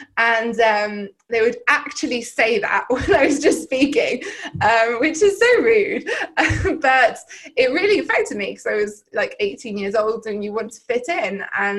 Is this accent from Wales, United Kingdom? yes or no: yes; Llandudno, Wales, United Kingdom; so I grew up in North Wales in the UK, in a rural seaside town, Llandudno, in case anyone's been up to North Wales.